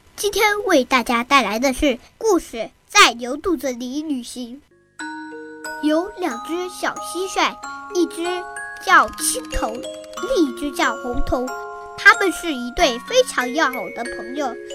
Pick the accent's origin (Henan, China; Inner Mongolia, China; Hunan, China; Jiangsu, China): Hunan, China; Xupu; 今年七岁了。 我来自湖南怀化旭浦县， 是深度传媒苏秦老师的学生